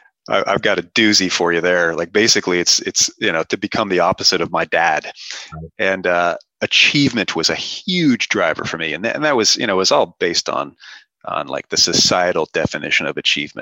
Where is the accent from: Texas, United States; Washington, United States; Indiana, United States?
Washington, United States; Seattle; I grew up in Seattle, so not super cold winters